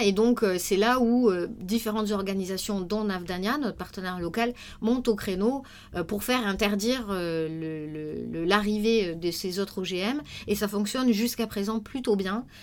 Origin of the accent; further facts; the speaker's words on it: Tarn, Occitania, France; now in Paris, France; maintenant je suis parisienne, mais avant j'habitais en zone rurale dans le Tarn, j'ai été confrontée très très vite en fait euh, aux problématiques paysannes dans mon, dans mon village